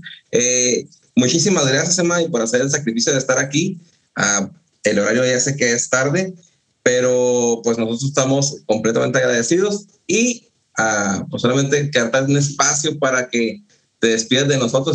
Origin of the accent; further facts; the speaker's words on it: northern Mexico, Mexico; yo soy del norte de México, es árido, no hay frutas tropicales